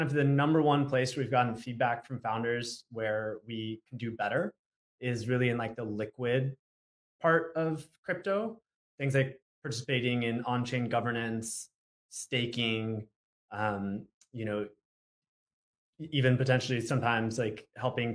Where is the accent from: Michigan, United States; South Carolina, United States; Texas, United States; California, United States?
California, United States; Southern; I grew up in Southern California